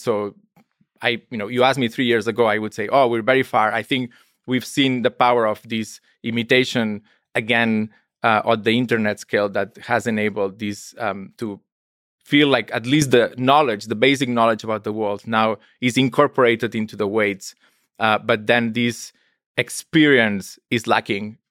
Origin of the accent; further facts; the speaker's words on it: Spain; I'm from Spain.